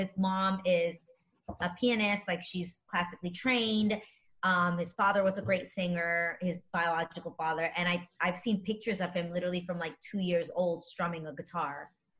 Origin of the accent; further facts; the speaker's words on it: New York City, New York, United States; I am a true Manhattanite, New Yorker, born and raised in the Lower East Side.